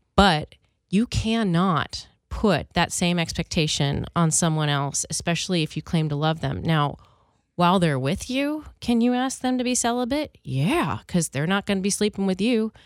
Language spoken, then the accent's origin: English; Philadelphia, Pennsylvania, United States; I grew up in Philly